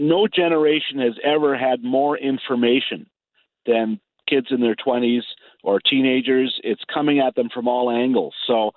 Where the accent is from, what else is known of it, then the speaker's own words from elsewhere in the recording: Toronto, Ontario, Canada; I grew up in Toronto